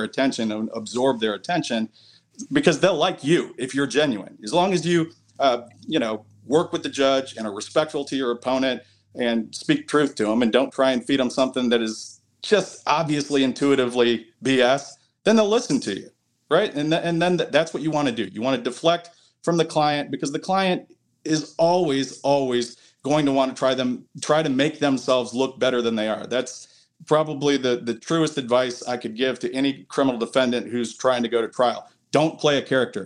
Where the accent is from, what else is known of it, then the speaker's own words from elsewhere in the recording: outside Detroit, between Detroit and Ann Arbor, Michigan, United States; moved away; I grew up about 30 minutes outside of Detroit, in between Detroit and Ann Arbor.